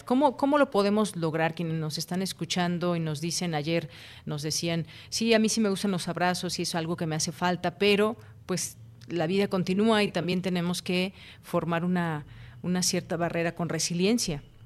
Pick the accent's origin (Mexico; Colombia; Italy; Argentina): Mexico